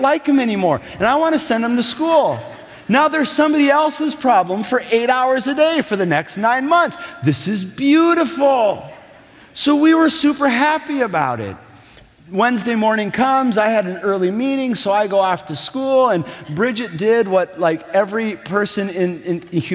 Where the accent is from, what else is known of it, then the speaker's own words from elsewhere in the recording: Minnesota, United States; I'm from Minnesota.